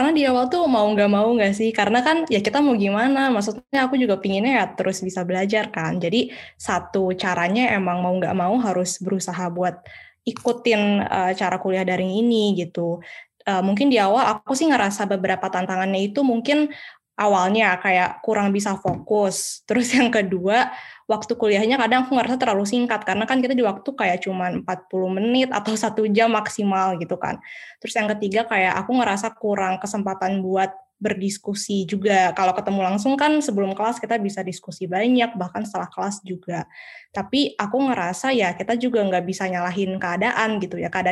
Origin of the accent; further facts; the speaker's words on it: Medan, North Sumatra, Indonesia; pastilah orang saya orang Medan kan.